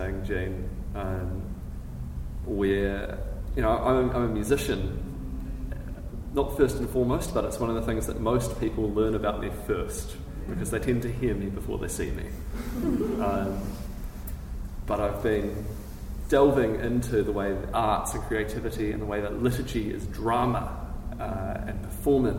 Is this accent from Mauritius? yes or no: no; Christchurch, Canterbury, New Zealand; moved away as an adult; now in Dunedin, New Zealand; I grew up in Christchurch initially.